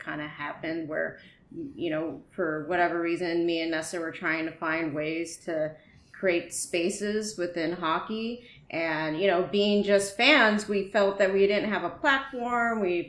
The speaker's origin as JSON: {"language": "English", "area": "Bay Area", "region": "California", "country": "United States", "tie": "born or raised there", "also_born_or_lived": "Texas", "said": "I spent majority of my childhood growing up in the Bay Area"}